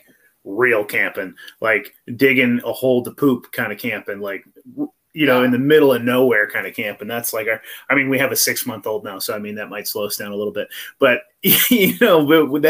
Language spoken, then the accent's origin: English; Humboldt County, California, United States; I grew up in Humboldt County, if you know where that is. That's, like, Eureka, California, that area up north